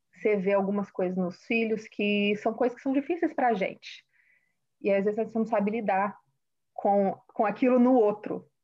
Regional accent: Vitória, Espírito Santo, Brazil; moved away as an adult; now in Massachusetts, United States; cresci em Vitória, como Carla disse, e hoje eu moro no estado de Massachusetts, nos Estados Unidos

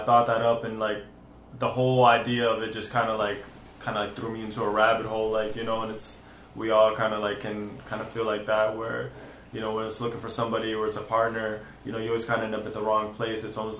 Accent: Lawrence, United States; I was born in Lawrence. I was raised a little bit in Lawrence. I've moved around a lot in my life, but Lawrence is always going to be my home.

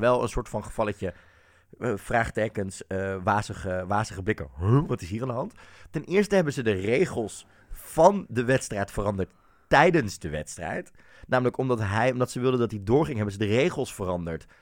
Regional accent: Netherlands; als Nederlanders

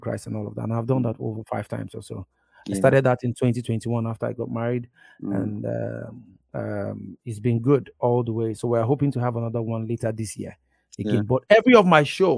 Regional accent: Igbo, Igboland, Nigeria; my experience as a Nigerian, and my experience as an Igbo boy

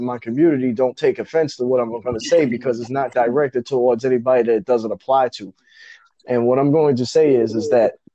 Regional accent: New York, United States; I'm from New York

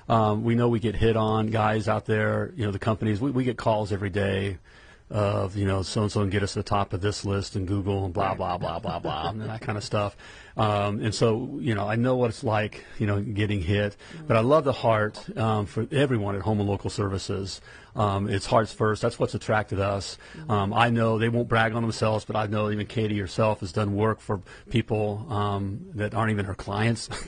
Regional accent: Dayton, Ohio, United States; Let's some clients out of my hometown, Dayton, Ohio.

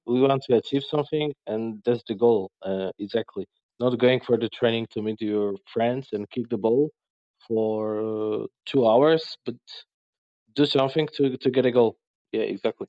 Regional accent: Białka, Lesser Poland, Poland; now in Krakow, Poland; My hometown is like 60 kilometers from Krakow, so it's not far away

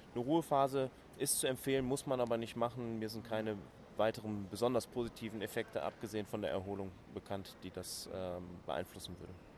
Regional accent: Cologne, North Rhine-Westphalia, Germany; ich bin Kölner

